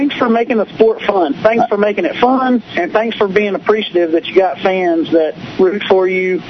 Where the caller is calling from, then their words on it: Georgia, United States; Man, this is … from Georgia, man.